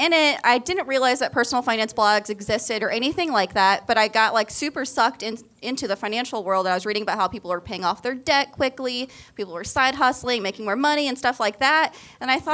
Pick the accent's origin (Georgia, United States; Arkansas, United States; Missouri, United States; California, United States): Missouri, United States; moved away as an adult; also born or lived in Colorado; Colorado, and then Missouri. We're from Missouri